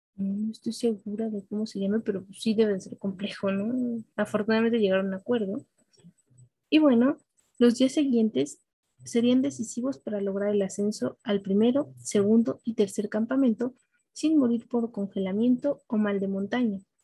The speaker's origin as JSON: {"language": "Spanish", "country": "Mexico"}